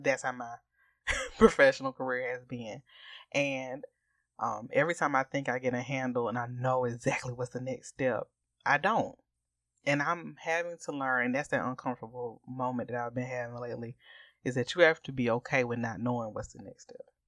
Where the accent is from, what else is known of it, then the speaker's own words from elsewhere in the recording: Augusta, Georgia, United States; we are from Augusta, Georgia, and we are both members of Tabernacle Baptist Church in Augusta, Georgia